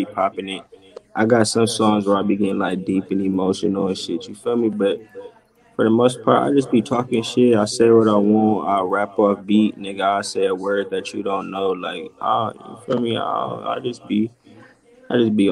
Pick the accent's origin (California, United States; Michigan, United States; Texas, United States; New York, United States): California, United States; San Diego; I'm from San Diego